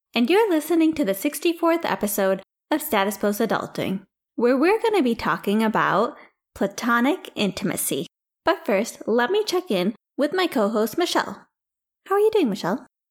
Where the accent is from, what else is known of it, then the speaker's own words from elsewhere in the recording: India; now in United States; As an Indian person